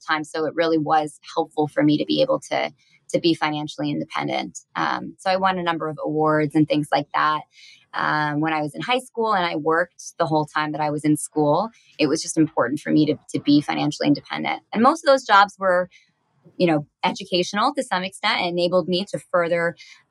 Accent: Mountain View, California, United States; I am a rare Bay Area native

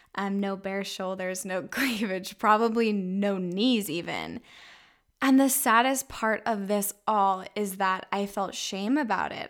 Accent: Orem, Utah, United States; I was raised in Utah County in Orem, Utah

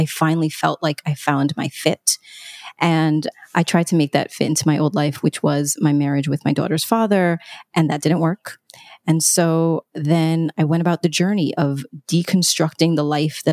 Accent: New York, United States; I'm a New Yorker

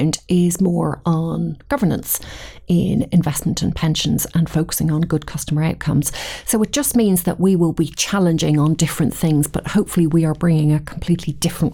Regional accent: Dublin, Leinster, Ireland; accent: Irish; moved away as an adult; now in Edinburgh, United Kingdom; I'm Irish, born and bred in Dublin.

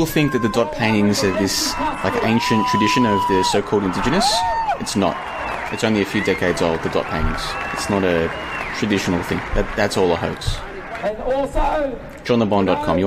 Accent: Melbourne, Victoria, Australia; moved away as an adult; now in Kuala Lumpur, Malaysia; I'm originally from Melbourne, which is the second largest, which is in the southern part.

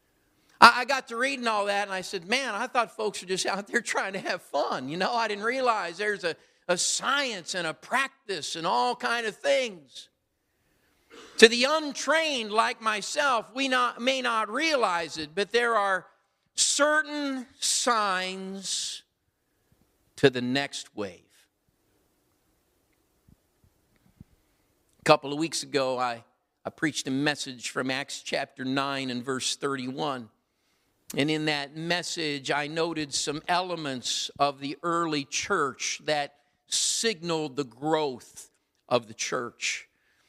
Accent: Midwest, United States; moved away as an adult; also born or lived in Pacific Northwest (near Whidbey Island); I was raised in the Midwest

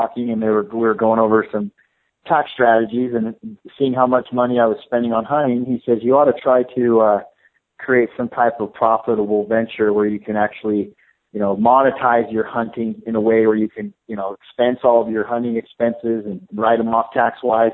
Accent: Salt Lake City, Utah, United States; moved away as an adult; now in Arizona, United States; I grew up hunting in Salt Lake City, Utah

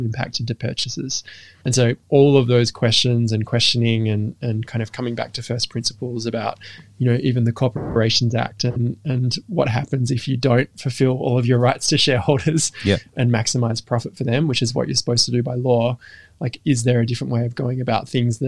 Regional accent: Western Australia, Australia; also born or lived in London; we moved from London to Western Australia when I was very young

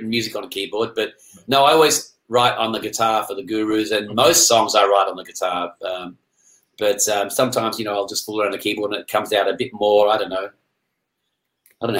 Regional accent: Perth, Western Australia, Australia; I grew up in Perth.

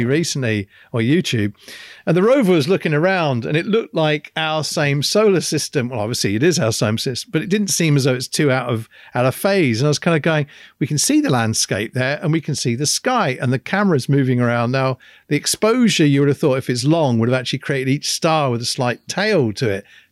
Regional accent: England, United Kingdom; me being English

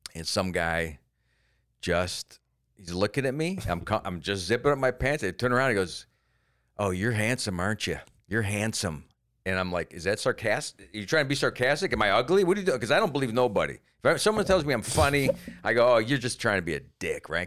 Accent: Cleveland, Ohio, United States; moved away; also born or lived in Germany; I came from Cleveland

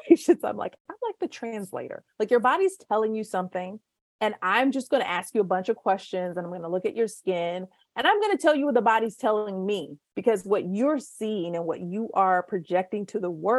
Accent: United States; we are from the United States of America

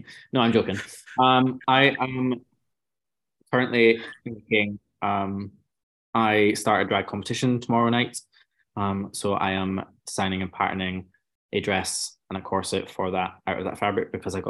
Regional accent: Scotland, United Kingdom; I'm Scottish.

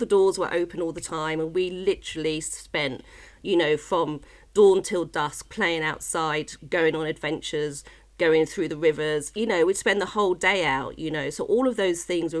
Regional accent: Watford, East of England, United Kingdom; I grew up in Watford, which was just in the suburbs

